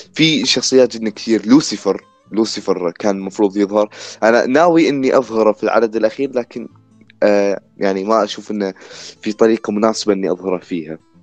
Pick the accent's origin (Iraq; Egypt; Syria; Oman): Iraq; عندنا في العراق